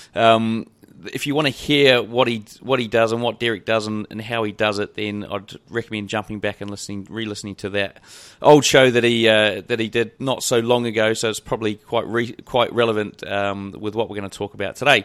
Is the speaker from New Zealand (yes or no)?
yes; New Zealand; being a Kiwi